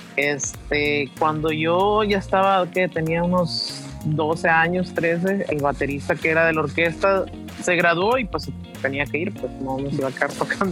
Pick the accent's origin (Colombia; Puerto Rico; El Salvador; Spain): El Salvador; moved away as an adult; now in Mexico; soy músico salvadoreño